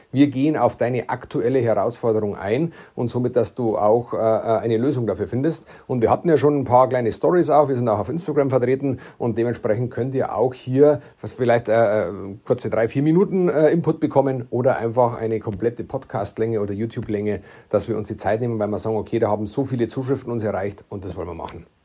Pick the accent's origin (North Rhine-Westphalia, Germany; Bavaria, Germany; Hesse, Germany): Bavaria, Germany; accent: Bavarian; dass man das Bayerisch versteht